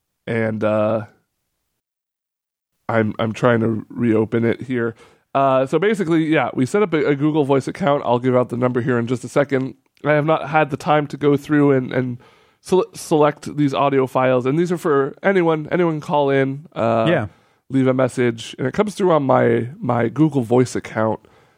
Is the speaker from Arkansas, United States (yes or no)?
yes; Arkansas, United States; I'm from Arkansas.